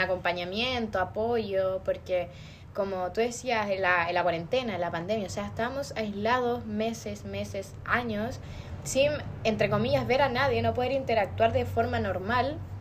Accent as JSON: {"language": "Spanish", "town": "Osorno", "region": "Los Lagos", "country": "Chile", "moved": "as an adult", "lives_now": "Temuco, Chile", "said": "yo no soy de acá de Temuco, que es donde es la Nicole, yo soy de Osorno"}